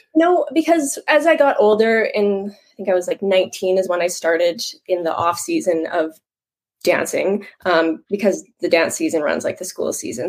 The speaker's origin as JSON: {"language": "English", "town": "Moose Jaw", "region": "Saskatchewan", "country": "Canada", "tie": "born or raised there", "said": "Born and raised in Moose Jaw, Saskatchewan. I born here, still here."}